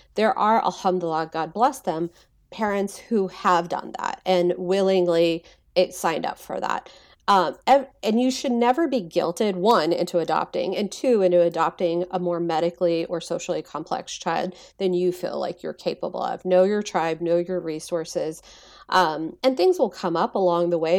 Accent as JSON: {"language": "English", "region": "Texas", "country": "United States", "tie": "born or raised there", "said": "growing up in Texas"}